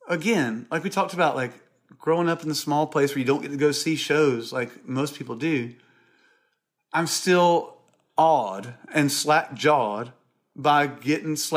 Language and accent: English; Irmo, South Carolina, United States; I'm from Irmo